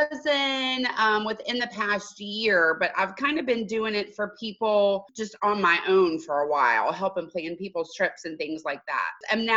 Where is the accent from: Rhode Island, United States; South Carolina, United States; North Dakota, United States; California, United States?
South Carolina, United States; Greenville; moved away as an adult; now in Palm Beach Gardens, United States; We're originally from Greenville, South Carolina.